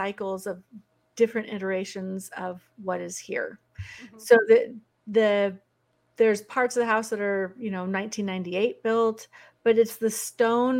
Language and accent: English; Oregon, United States; moved away as an adult; also born or lived in Big Sur, California / Washington State; I'm a West Coast girl. I grew up in Oregon